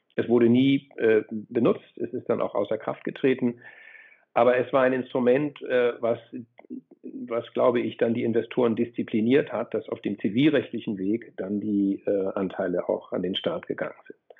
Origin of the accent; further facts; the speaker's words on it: Flensburg, Schleswig-Holstein, Germany; moved away as an adult; also born or lived in Freiburg; Ich komme ursprünglich aus Flensburg, also genau an das andere Ende der Republik.